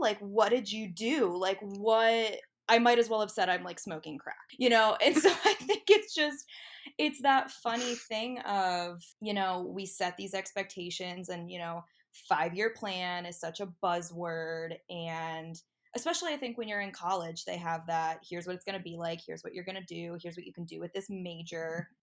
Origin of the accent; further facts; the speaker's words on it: Medina, Ohio, United States; moved away as an adult; now in Columbus, United States; I am originally from Medina, Ohio, um, the 330, dirty 330, whatever you want to call it um, hashtag hometown pride